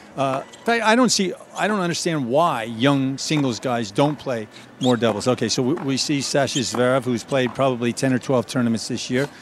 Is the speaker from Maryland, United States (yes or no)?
no; outside of New York, United States; we grew up outside of New York